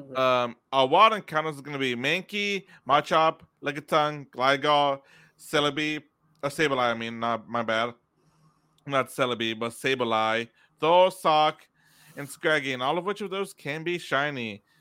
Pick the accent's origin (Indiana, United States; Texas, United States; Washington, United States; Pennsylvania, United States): Texas, United States; we're from Texas